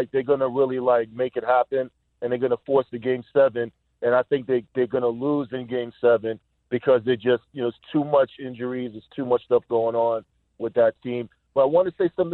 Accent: New York City, New York, United States; I'm born and raised in the Bronx, Co-op City

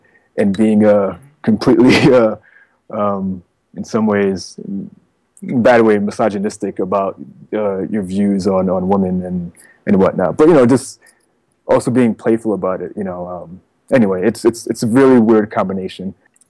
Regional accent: East Coast, United States; I come from the East Coast, so, you know, there's this idea of, I'm not saying I don't buy into this, but this idea of, like, you know, hip-hop's on the East Coast

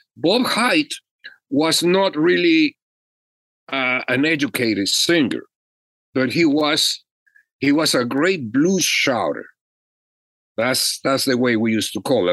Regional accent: Mexico; now in Los Angeles, United States; I was an immigrant from Mexico

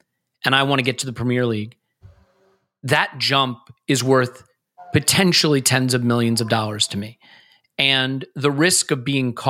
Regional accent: United States; I grew up in America in the era of steroid baseball.

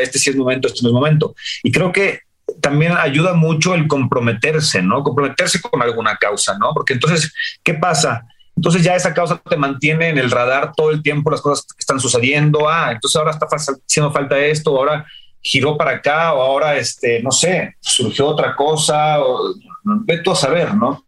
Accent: San Miguel de Allende, Guanajuato, Mexico; yo crecí en San Miguel de Allende

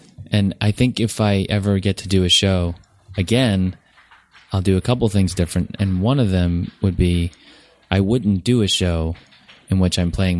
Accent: New Jersey, United States; I'm from Jersey Shore, so it's... I just felt at home.

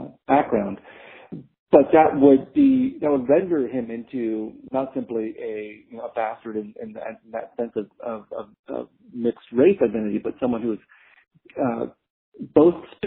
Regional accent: San Jose, California, United States; also born or lived in Vietnam; I was growing up in San Jose, California, as a refugee

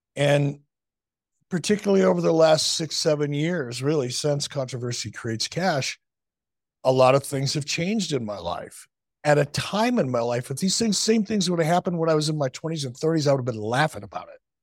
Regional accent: Detroit, Michigan, United States; moved away; also born or lived in Chicago; I learned it as a kid growing up in Detroit

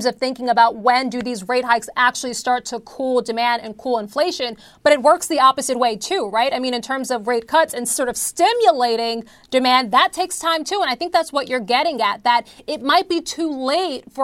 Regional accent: Philadelphia, Pennsylvania, United States; my hometown of Philadelphia

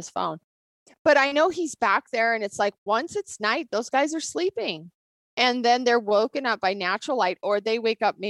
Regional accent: Bozeman, Montana, United States; I grew up here in Bozeman.

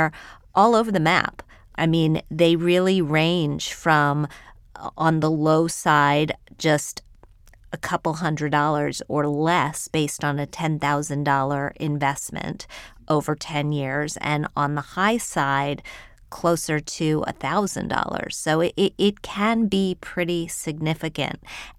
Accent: Wheeling, West Virginia, United States; I grew up in Wheeling, West Virginia, which is a stone's throw from Pittsburgh.

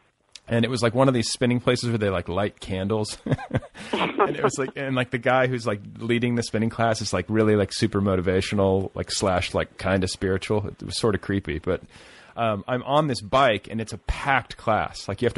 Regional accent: Indianapolis, Indiana, United States; Like, just suburban Indianapolis.

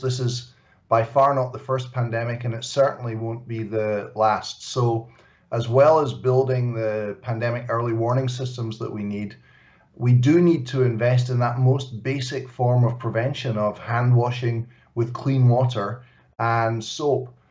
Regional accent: Glasgow, Scotland, United Kingdom; Glasgow, my hometown

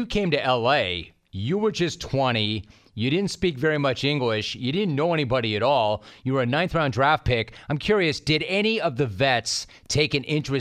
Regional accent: Los Angeles, California, United States; also born or lived in San Diego; I grew up in Los Angeles

